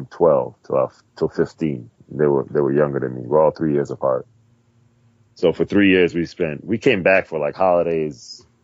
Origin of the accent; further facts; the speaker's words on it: New York City, New York, United States; moved away; I'm from Brooklyn, Flatbush.